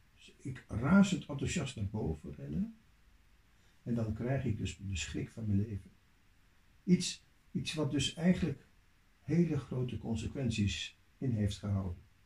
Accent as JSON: {"language": "Dutch", "town": "Leeuwarden", "region": "Friesland", "country": "Netherlands", "tie": "born or raised there", "said": "in Leeuwarden, waar ik opgroeide"}